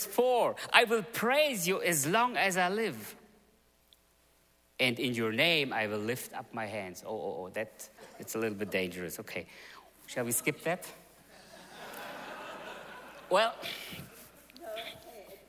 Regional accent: Germany; moved away; also born or lived in Russia; I was born in Russia. But I grew up actually in Germany. I came to Germany in 1976, so my parents came earlier than the whole movement came. So I grew up in Germany.

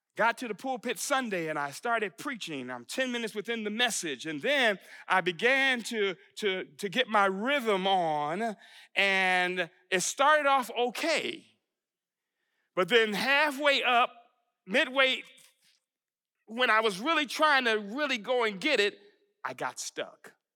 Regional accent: Buffalo, New York, United States; moved away as an adult; also born or lived in Texas; I was just a kid growing up in Buffalo, New York.

